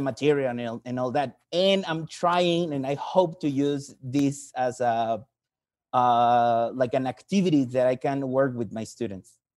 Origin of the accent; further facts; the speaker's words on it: Mexico; English is a second language; I'm from Mexico